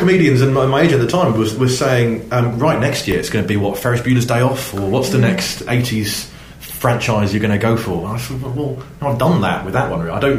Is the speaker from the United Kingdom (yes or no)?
yes; South West England, United Kingdom; as an Englishman, or as a Cornishman, in fact, I should say, I know that Cornwall doesn't like Devon for certain reasons.